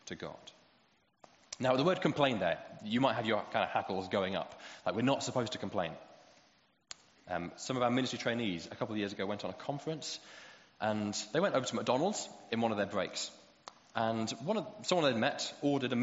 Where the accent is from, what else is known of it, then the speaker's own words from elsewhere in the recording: United Kingdom; especially as British people